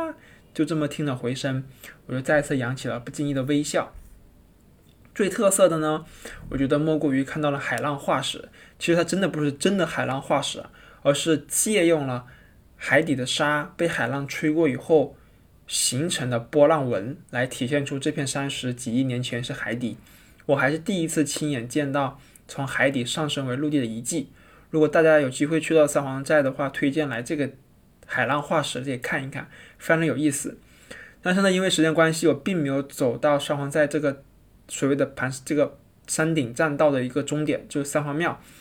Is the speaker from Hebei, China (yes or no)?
no; Hainan, China; now in Beijing, China; 我从小在海南就没有见过什么大山大河，五指山那么近，但实际上很远。